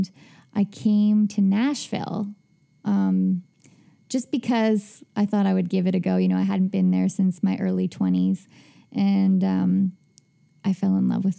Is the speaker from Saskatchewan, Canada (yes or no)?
yes; Hudson Bay, Saskatchewan, Canada; moved away; I grew up in Hudson Bay, Saskatchewan